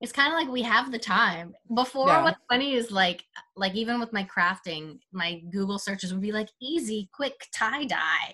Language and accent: English; Vancouver, British Columbia, Canada; now in Toronto, Canada; I'm from Vancouver originally